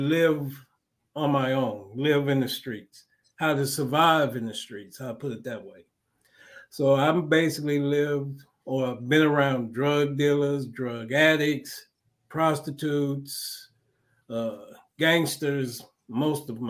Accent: Jersey City, New Jersey, United States; moved away; also born or lived in Charlotte, North Carolina / New York / Chicago / Detroit; But I grew up in New Jersey. It wasn't the most decent area where I grew up. I grew up in Jersey City

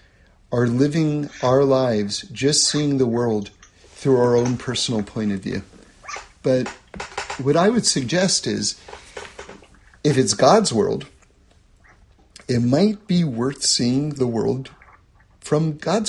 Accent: New York City, New York, United States; I grew up in New York City. I grew up in an apartment

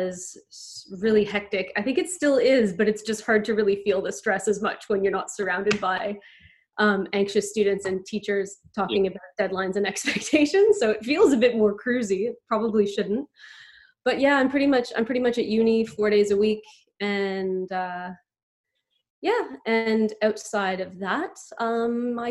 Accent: Montreal, Quebec, Canada; now in Australia; I grew up in what was called the West Island of Montreal

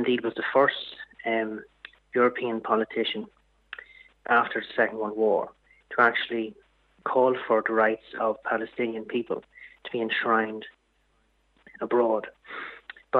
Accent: Dundalk, Leinster, Ireland; Dundalk, my hometown

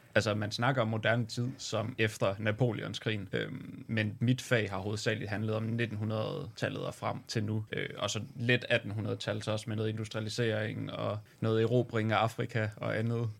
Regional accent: Aarhus, Central Denmark Region, Denmark; Swedish is a second language; jag är från Aarhus

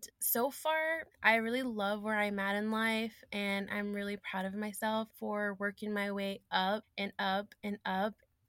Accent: Fort Worth, Texas, United States; moved away as an adult; now in Dallas, United States; I'm originally from Fort Worth, Texas, but I've been living in Dallas for 7 years.

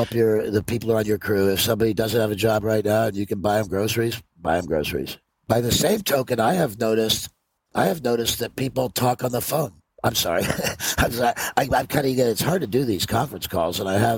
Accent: Ireland; I mean, it's hard to get your hand, but I'm Irish. We'll tell some stories.

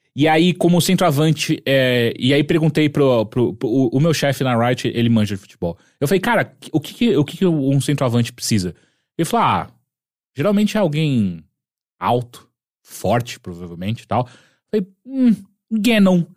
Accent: Atibaia, São Paulo, Brazil; eu andei de bicicleta a minha vida inteira quando era moleque em Atibaia

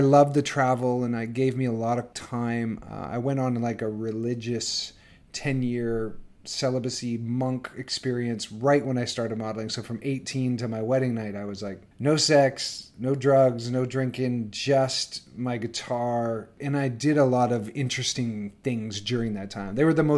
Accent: Northern Canada, Canada; I grew up in Northern Canada. On a farm

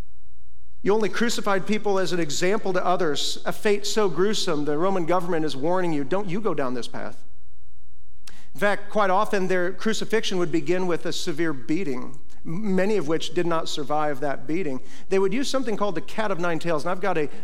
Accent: Iowa, United States; moved away; when I was a little kid growing up in Iowa, we get big old snow drifts there

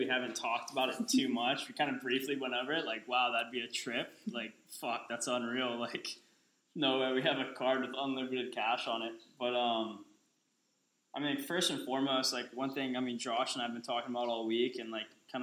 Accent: Oahu, Hawaii, United States; I'm from Oahu

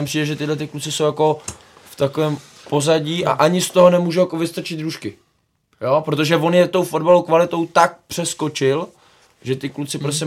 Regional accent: Czechia; my jako by Češi

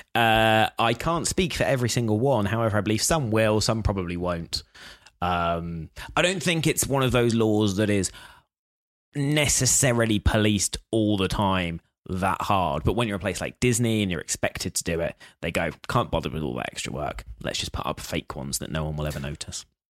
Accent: United Kingdom; I'm British

